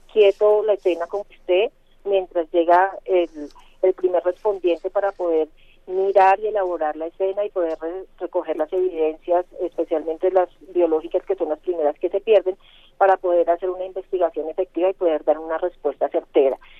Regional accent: Colombia; como ciudadana colombiana

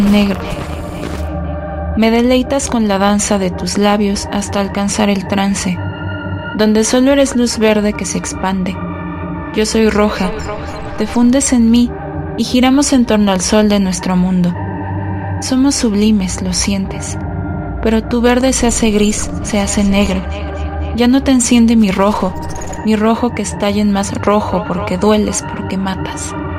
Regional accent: Mexico City, Mexico; tengo veintisiete años y soy de la Ciudad de México

